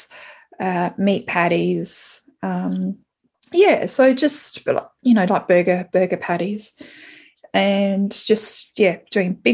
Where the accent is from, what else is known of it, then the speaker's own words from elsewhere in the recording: Adelaide, South Australia, Australia; moved away as an adult; now in Melbourne, Australia; I'm living in Melbourne, and I haven't lived in Melbourne before, my hometown is Adelaide